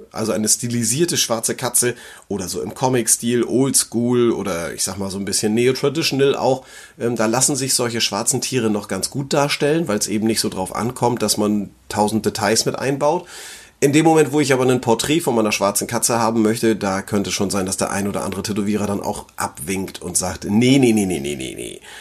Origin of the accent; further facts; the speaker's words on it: Flensburg, Schleswig-Holstein, Germany; hier bei uns in Flensburg